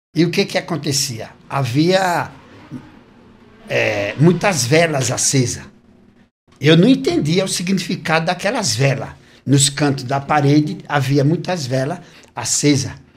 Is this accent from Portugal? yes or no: no; Recife, Pernambuco, Brazil; now in São Paulo, Brazil; eu sou natural do Recife. Recife, Pernambuco.